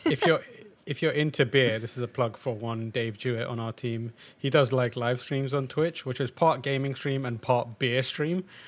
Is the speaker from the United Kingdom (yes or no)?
yes; England, United Kingdom; moved away; also born or lived in Pakistan; being English and Pakistani